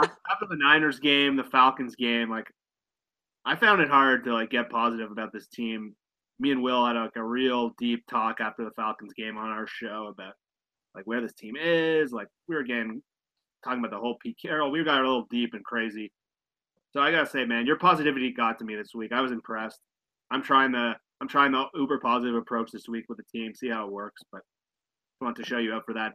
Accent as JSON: {"language": "English", "country": "Canada", "said": "I'm a Canadian"}